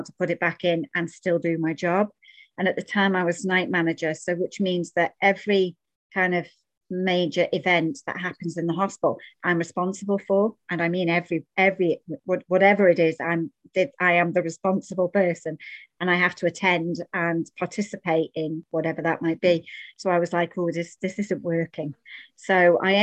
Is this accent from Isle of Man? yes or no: yes; Isle of Man; I am Manx. So for those of you that don't know what that means, it means that I was born in the Isle of Man.